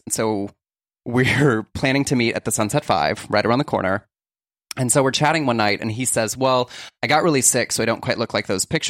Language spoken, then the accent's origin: English; Texas, United States; I'm from Texas.